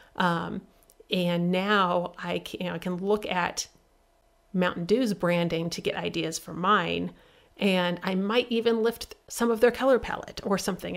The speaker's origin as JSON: {"language": "English", "region": "Midwest", "country": "United States", "said": "I'm from the Midwest"}